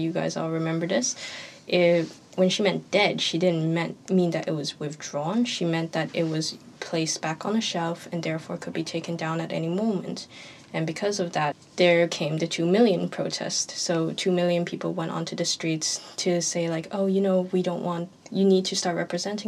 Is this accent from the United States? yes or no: no; Hong Kong; moved away as an adult; now in Belfast, United Kingdom; I am from Hong Kong. I have my Hong Kong passport ID.